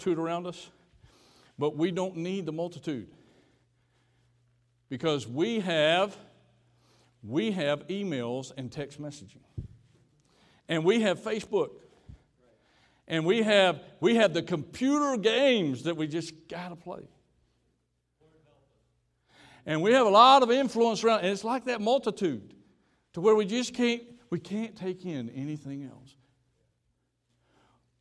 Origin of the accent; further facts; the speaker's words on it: Georgia, United States; I grew up down in Georgia